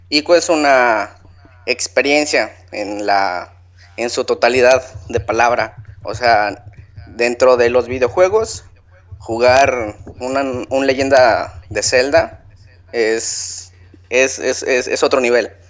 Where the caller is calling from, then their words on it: Ciudad del Carmen, Campeche, Mexico; Desde Ciudad del Carmen.